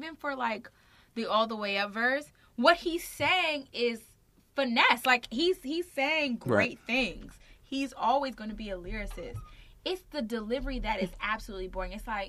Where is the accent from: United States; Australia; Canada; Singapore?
United States; Frederick County, Maryland; now in New York, United States; I am from Frederick County, Maryland.